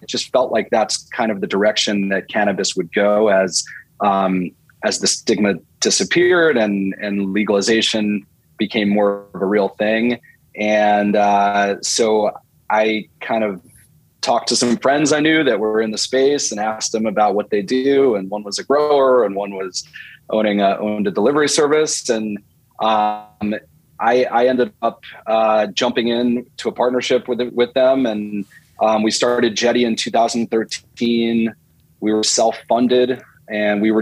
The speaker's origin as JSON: {"language": "English", "region": "New Jersey", "country": "United States", "tie": "born or raised there", "also_born_or_lived": "Michigan / New York area", "moved": "as an adult", "lives_now": "California, United States", "said": "I grew up in New Jersey. So I'm an East Coaster originally"}